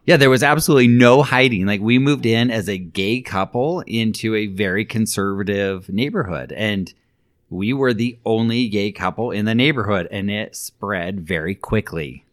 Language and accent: English; Alpine, Utah, United States; there were several families that I grew up with in Alpine that I went to school with, went to high school, junior high, elementary